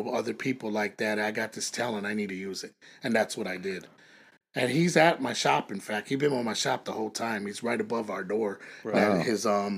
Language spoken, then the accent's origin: English; Chicago, Illinois, United States; moved away as an adult; also born or lived in Las Vegas, Nevada / California; I loved growing up in Chicago, but I mean, it was crazy. I grew up in a bad area